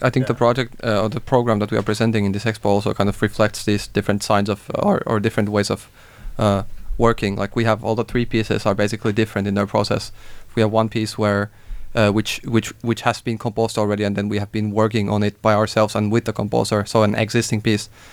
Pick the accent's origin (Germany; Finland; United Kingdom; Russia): Finland; moved away as an adult; also born or lived in Denmark; now in Copenhagen, Denmark